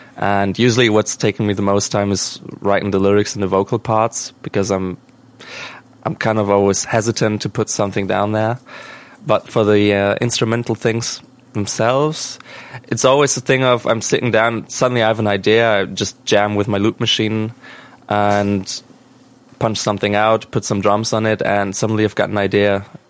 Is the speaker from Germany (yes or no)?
yes; Germany; English is a second language; we're from Germany